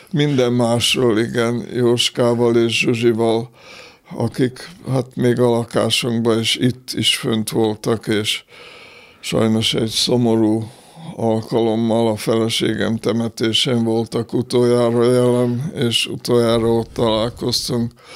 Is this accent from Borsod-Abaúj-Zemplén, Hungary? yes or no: no; Békéscsaba, Békés, Hungary; moved away; also born or lived in Austria / Budapest; Békés Csabán születtem, ott éltem hét éves koromig